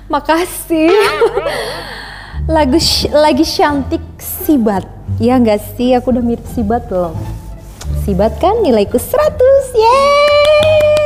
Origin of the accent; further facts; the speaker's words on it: Java, Indonesia; aku orang Jawa